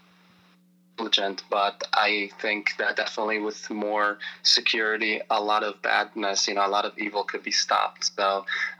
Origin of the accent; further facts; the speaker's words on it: Israel; now in Baltimore, United States; I come from Israel originally